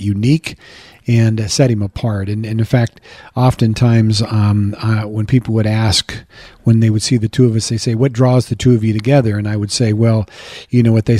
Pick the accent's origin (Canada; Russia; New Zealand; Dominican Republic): New Zealand; moved away as an adult; now in Coeur d'Alene, United States; my wife and I, we're Kiwi citizens